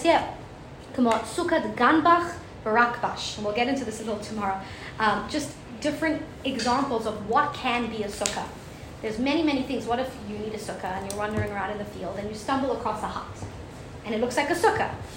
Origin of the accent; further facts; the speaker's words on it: South Africa; moved away; I'm from South Africa.